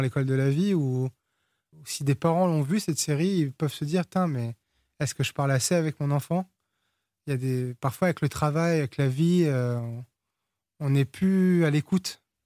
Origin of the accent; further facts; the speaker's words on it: France; first language Portuguese; French is a second language; also born or lived in Portugal; nous on a quitté le Portugal, j'avais trois ans, moi je parlais pas français, je, je suis né en France, mais mes premiers mots c'était en portugais